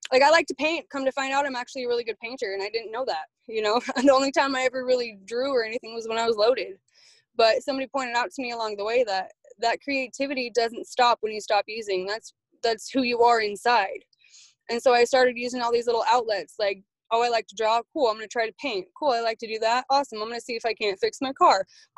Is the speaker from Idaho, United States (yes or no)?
yes; Coeur d'Alene, Idaho, United States; I was born and raised in Coeur d'Alene.